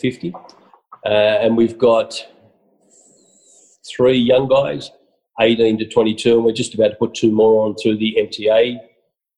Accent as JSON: {"language": "English", "country": "Australia", "said": "I'm Aussie proud."}